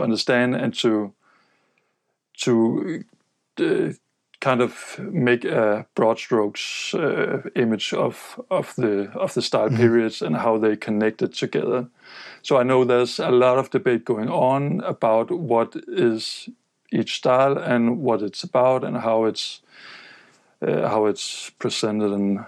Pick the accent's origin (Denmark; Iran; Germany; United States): Denmark; growing up in Denmark